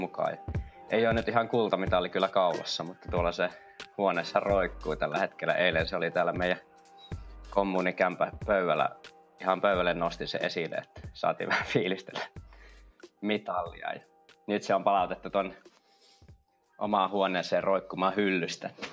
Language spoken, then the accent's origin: Finnish; Kuopio, North Savo, Finland; mä oon itse Kuopiosta kotoisin